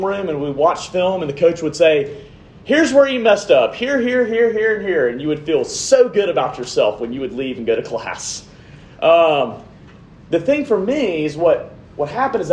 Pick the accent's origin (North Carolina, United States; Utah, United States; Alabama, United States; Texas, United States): Alabama, United States; Montgomery; moved away as an adult; also born or lived in New Orleans, Louisiana / Troy, Alabama / Jackson, Mississippi; I'm originally from Montgomery, Alabama